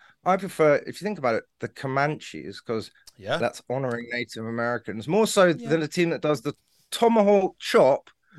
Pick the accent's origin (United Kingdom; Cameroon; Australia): United Kingdom; I'm not going to get into an argument about racism because, you know, I'm British.